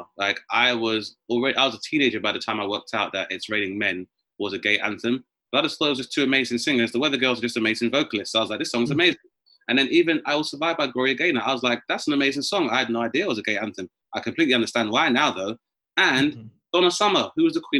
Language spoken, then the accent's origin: English; London, United Kingdom; I grew up in Southeast London